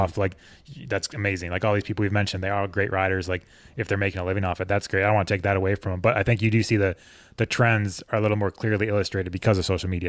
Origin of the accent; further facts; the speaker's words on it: Connecticut, United States; moved away as an adult; also born or lived in Colorado; I grew up on the East Coast, so in Connecticut